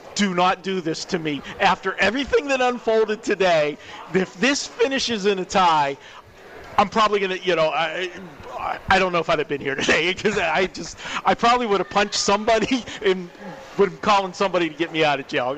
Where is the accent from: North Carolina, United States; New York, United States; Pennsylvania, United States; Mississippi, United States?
Pennsylvania, United States; Pittsburgh; now in Las Vegas, United States; I'm from Pittsburgh